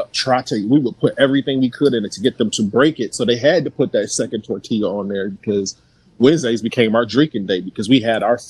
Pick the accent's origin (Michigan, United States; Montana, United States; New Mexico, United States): Michigan, United States; Pontiac; Even though I'm from Pontiac.